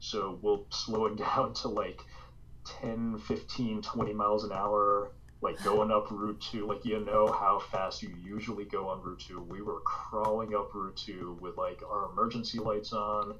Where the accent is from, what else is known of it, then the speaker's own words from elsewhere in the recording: Wellesley, Massachusetts, United States; I grew up in Wellesley, I went to high school there, graduated there, class of 2000